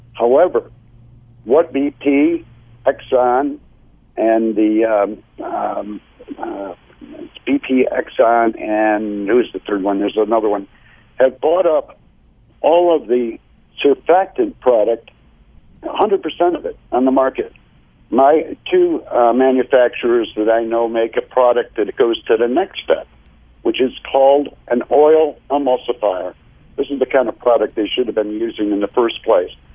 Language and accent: English; United States; as an American